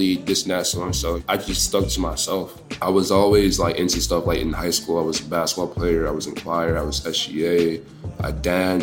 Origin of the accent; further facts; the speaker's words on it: Prince George's County, Maryland, United States; now in Washington, D.C., United States; I'm from PG County, Maryland, but it's like DMV, DC, it's like the same thing